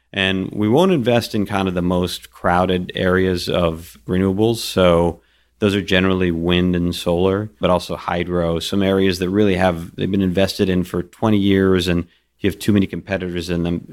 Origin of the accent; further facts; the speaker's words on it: Kuwait; moved away; I was born in Kuwait